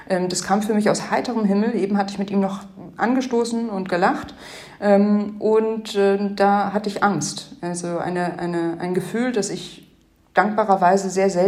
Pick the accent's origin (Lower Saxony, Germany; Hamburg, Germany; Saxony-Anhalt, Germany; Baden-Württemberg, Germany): Hamburg, Germany; Ich bin in Deutschland, in Hamburg groß geworden.